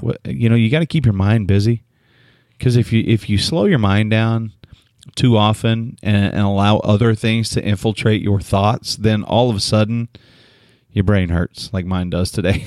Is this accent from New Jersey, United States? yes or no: no; Oklahoma, United States; moved away; also born or lived in San Antonio; I'm from Oklahoma. I grew up on Sonic.